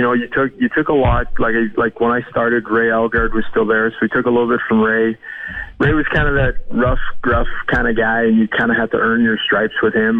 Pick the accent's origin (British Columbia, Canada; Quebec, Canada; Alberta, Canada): Alberta, Canada; Edmonton; growing up in Edmonton